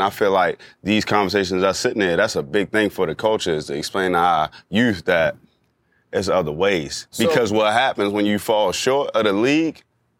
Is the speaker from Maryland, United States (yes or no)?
yes; Baltimore, Maryland, United States; growing up in Baltimore